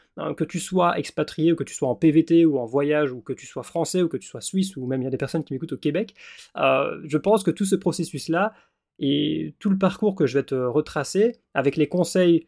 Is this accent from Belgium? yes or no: yes; Belgium; also born or lived in Wallonia / Australia; je suis belge. Et donc forcément, je suis installé en tant qu'indépendant en Belgique, en région wallonne.